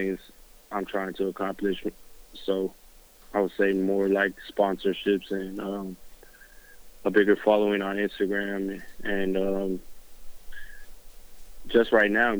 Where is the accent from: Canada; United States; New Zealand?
United States; Southern California; I'm from Southern California.